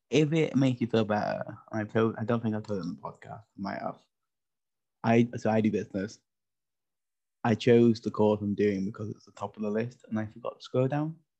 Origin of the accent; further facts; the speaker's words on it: United Kingdom; as a British person